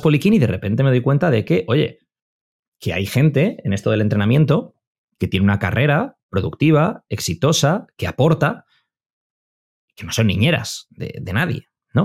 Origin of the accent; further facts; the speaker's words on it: Madrid, Community of Madrid, Spain; also born or lived in Bilbao; Yo soy de Madrid, o nací en Bilbao, pero me crié en Madrid